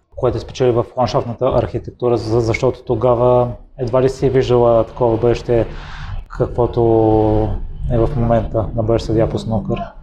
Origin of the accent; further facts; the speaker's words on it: Bulgaria; moved away; аз съм от Козодой, който е още по-малък град и в периода, в който живеех там